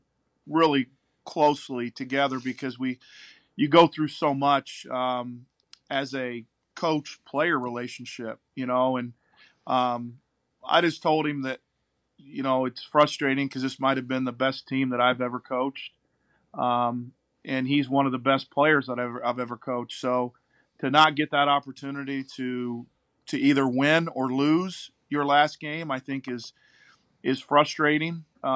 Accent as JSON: {"language": "English", "town": "Plainfield", "region": "Indiana", "country": "United States", "tie": "born or raised there", "said": "Plainfield, Indiana."}